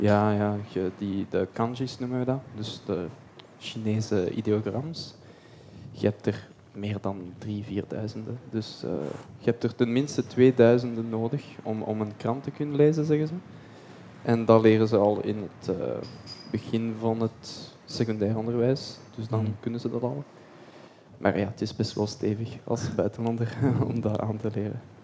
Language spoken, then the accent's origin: Dutch; Belgium; also born or lived in Tienen; Ik ben Belg